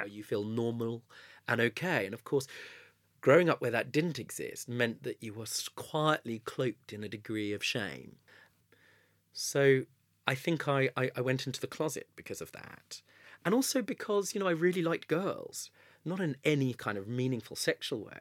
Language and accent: English; Southgate, London, United Kingdom; I grew up in Southgate